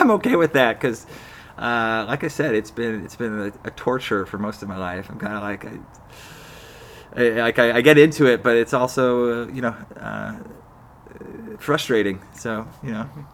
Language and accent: English; Salt Lake City, Utah, United States; moved away as an adult; also born or lived in Boston / East Coast; now in San Francisco Bay Area, United States; I, I grew up in Utah, Salt Lake City, uh, the third of six kids